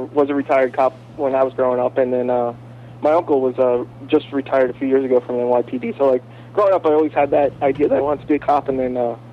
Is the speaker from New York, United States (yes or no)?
yes; New York City, New York, United States; also born or lived in Staten Island, New York / Madison, New Jersey; I grew up in Brooklyn